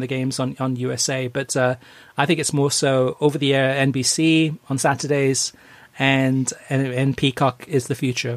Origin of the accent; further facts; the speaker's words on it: United Kingdom; growing up in Great Britain in the 1970s and early 80s